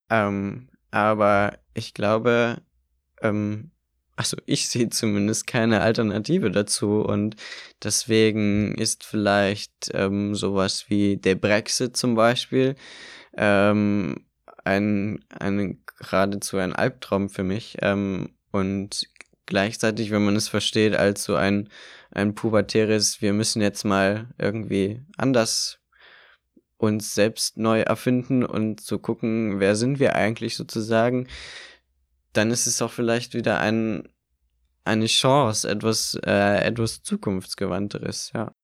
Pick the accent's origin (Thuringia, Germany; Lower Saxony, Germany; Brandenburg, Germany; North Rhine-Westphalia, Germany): Brandenburg, Germany; Eichwalde; also born or lived in Berlin; Ich bin zwar in Eichwalde aufgewachsen